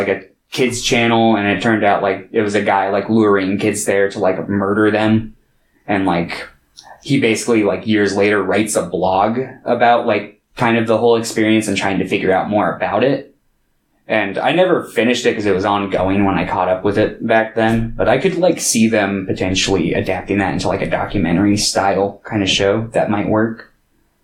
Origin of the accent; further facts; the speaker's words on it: United States; I grew up here in America